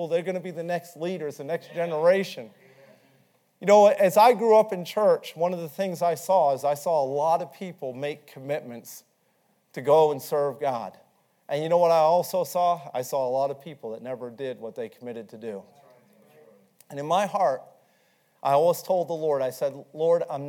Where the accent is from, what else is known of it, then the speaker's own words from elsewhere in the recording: New England, United States; moved away as an adult; I was from New England